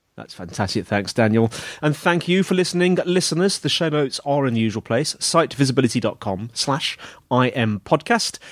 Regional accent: United Kingdom; I'm British

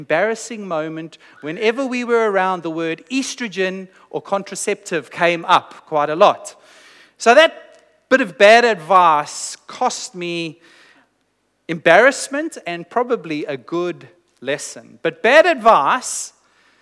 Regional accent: South Africa; moved away; I was born in South Africa, and I grew up in South Africa, and I went to high school in South Africa.

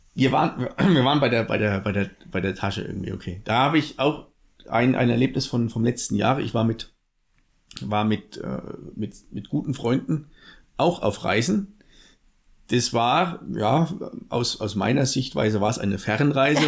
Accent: Southern Thuringia, Germany; accent: Franconian-tinged; moved away; also born or lived in Lichtenfelser Land, Bavaria; Zugroaster aus Südthüringen. Also der südliche Zipfel von Thüringen, deswegen auch der fränkische Spracheinschlag

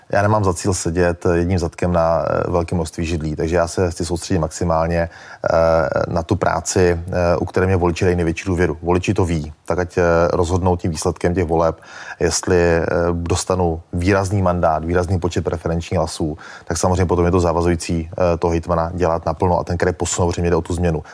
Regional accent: Moravia, Olomouc Region, Czechia; já jsem z Moravy, z Olomouckého kraje

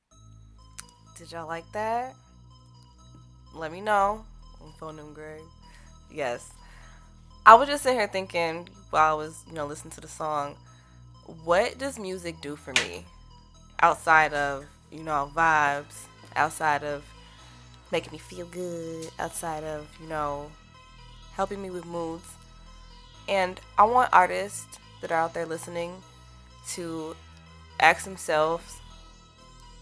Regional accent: Madison, Wisconsin, United States; I'm from Madison, Wisconsin, some prairies where I grew up

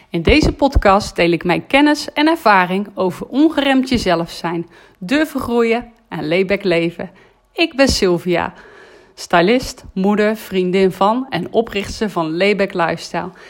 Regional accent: North Brabant, Netherlands; Als Brabander hou ik van die Brabantse gezelligheid.

